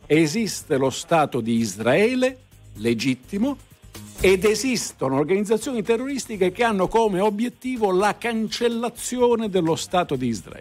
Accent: Palermo, Sicily, Italy; lei è di Palermo come me

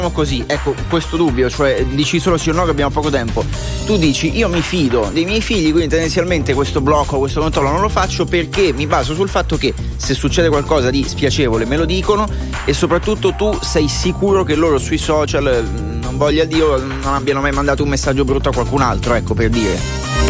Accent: Vigone, Piedmont, Italy; Di Vigone.

